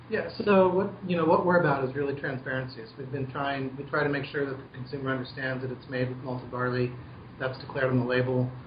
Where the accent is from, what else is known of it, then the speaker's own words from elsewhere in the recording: Albuquerque, New Mexico, United States; moved away as an adult; also born or lived in Ohio; now in Oregon, United States; I uh, was born in Ohio, grew up in Albuquerque, New Mexico, and then I moved to Oregon for college